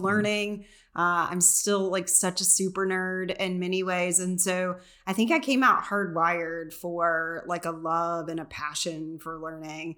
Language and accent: English; McMinnville, Tennessee, United States; I grew up in McMinnville.